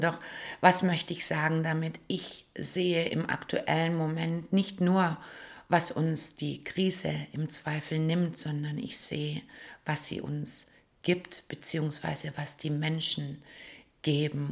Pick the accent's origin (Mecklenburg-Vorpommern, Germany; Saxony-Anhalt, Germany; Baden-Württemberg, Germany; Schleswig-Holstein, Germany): Baden-Württemberg, Germany; Stuttgart; wenn ich durch die Straßen meiner Heimatstadt laufe, Stuttgart